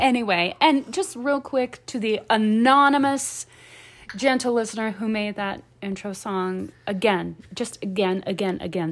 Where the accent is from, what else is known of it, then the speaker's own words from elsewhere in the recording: the South, United States; I grew up in the South